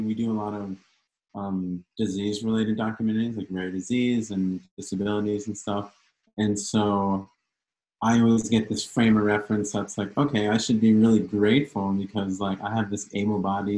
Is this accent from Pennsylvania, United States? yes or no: yes; Lancaster, Pennsylvania, United States; I'm from Lancaster, Pennsylvania